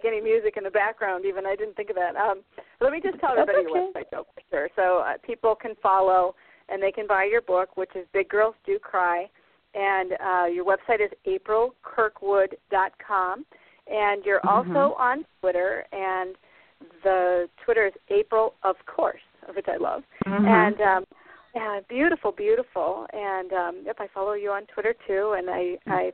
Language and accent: English; Davenport, Iowa, United States; now in Maine, United States; I'm from the Midwest, too. I was raised in Iowa, in the Quad Cities